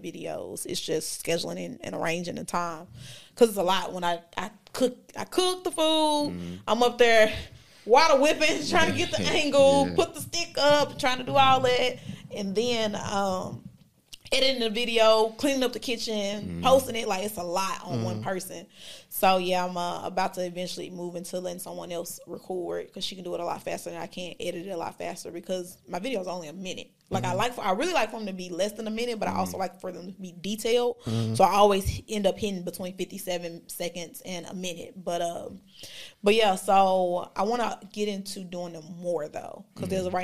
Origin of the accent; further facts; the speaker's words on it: Memphis, Tennessee, United States; Memphis. Yeah. Like, that's my hometown.